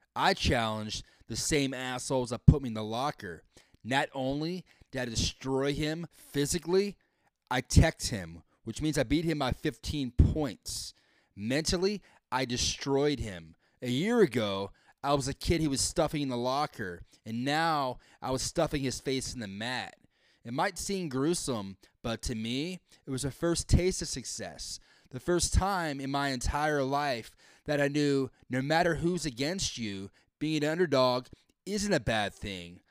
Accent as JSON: {"language": "English", "region": "the South", "country": "United States", "tie": "born or raised there", "also_born_or_lived": "California / Chicago", "moved": "as an adult", "lives_now": "Texas, United States", "said": "Growing up down south, I was not used to different types of people different types of religion."}